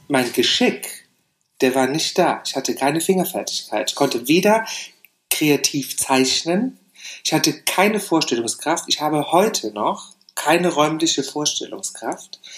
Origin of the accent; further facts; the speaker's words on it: Saarland, Germany; moved away; ich bin im Saarland aufgewachsen.